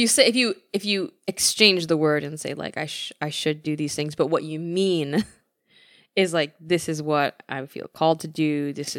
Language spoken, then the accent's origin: English; Midwest, United States; I'm from the Midwest.